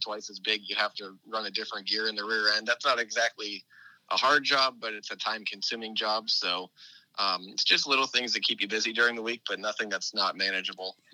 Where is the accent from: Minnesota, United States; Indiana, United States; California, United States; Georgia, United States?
Indiana, United States; Indianapolis; now in Florida, United States; When I was growing up in Indianapolis, my dad and I always went to the NASCAR truck race at Indianapolis Raceway Park